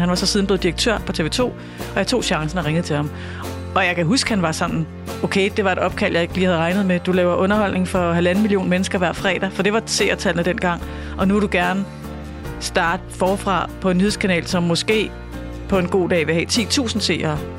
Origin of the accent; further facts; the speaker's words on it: Birkerød / Holte, Capital Region of Denmark, Denmark; hvor vi flyttede fra Birkerød øh, til et sådan stort hus i Holte